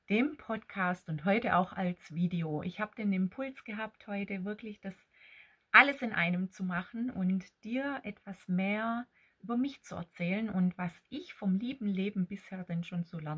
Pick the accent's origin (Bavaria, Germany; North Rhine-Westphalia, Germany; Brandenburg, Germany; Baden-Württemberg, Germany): Baden-Württemberg, Germany; accent: Swabian; now in Ettlingen, Germany; eigentlich bin ich Schwäbin. Ich streng mich immer an, hier etwas äh, verständlicher zu sprechen, aber so das ganze Schwäbische kann ich dann doch nicht verstecken, gell? Und ich lebe im Badischen in Ettlingen bei Karlsruhe.